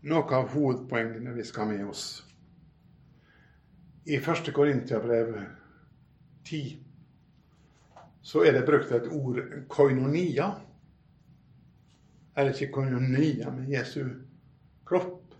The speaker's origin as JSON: {"language": "Norwegian", "town": "Bømlo", "region": "Vestland", "country": "Norway", "moved": "yes", "lives_now": "Oslo, Norway", "said": "Jeg kom jo fra Bømlo, via Bryne og Saron, av alle ting, til Oslo."}